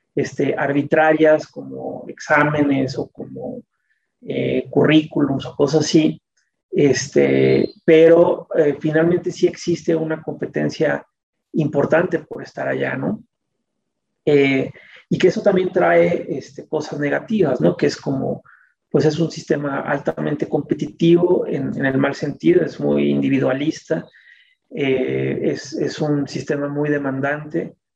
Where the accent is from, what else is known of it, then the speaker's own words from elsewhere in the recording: Mexico City, Mexico; nací en la Ciudad de México